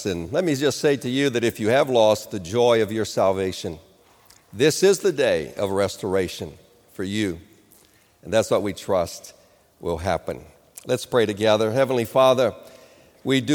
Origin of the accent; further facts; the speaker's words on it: Rio de Janeiro, Brazil; moved away; I grew up in Rio de Janeiro